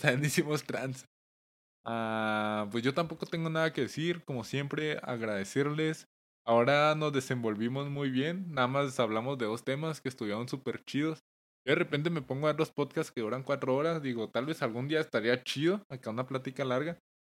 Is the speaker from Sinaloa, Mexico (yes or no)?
no; Chihuahua, Mexico; somos de Chihuahua